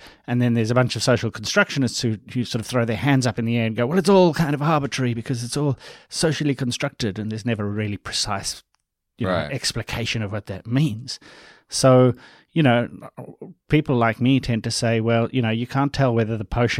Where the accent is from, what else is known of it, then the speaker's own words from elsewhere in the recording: South Africa; Funny because I'm from South Africa. I grew up in South Africa.